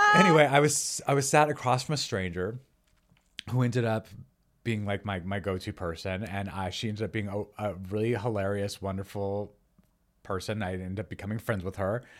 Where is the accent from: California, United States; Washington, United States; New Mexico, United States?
New Mexico, United States; also born or lived in Los Angeles, United States; now in Encino, United States; I'm from New Mexico. So we wrote, we wrote, wrote a lot of recipes that sort of reflect the food that we grew up eating